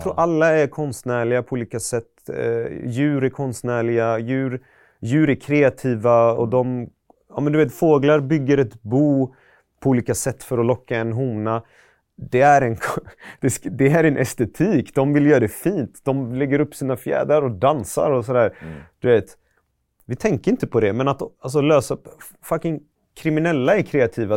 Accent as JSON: {"language": "Swedish", "town": "Gothenburg", "region": "Västra Götaland", "country": "Sweden", "tie": "born or raised there", "also_born_or_lived": "Iran", "said": "Jag är från Västra Frölunda-hållet. Jag har mm. bott i typ Högsbo, Pennygången"}